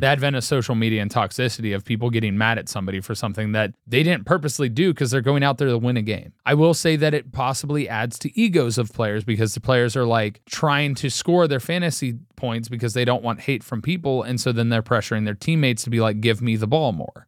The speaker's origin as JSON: {"language": "English", "town": "Cincinnati", "region": "Ohio", "country": "United States", "tie": "born or raised there", "said": "we grew up in Cincinnati"}